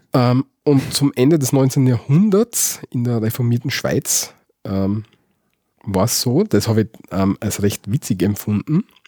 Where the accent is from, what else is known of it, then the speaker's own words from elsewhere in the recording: Austria; also born or lived in Graz; bei uns in Österreich